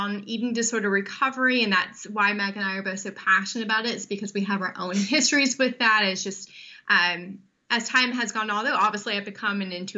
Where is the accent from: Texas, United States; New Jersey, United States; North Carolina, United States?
North Carolina, United States; now in St. Petersburg, United States; I am originally from North Carolina. I live in St. Petersburg, Florida now